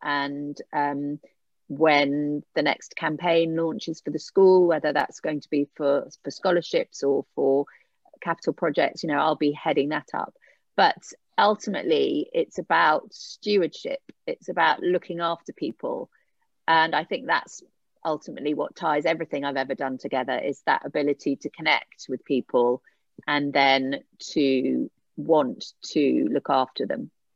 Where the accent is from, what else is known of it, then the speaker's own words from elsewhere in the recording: Eastbourne, South East England, United Kingdom; moved away as an adult; I grew up in Eastbourne